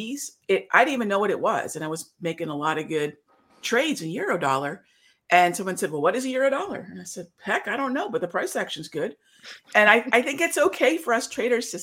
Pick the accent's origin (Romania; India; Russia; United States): India; I'm Indian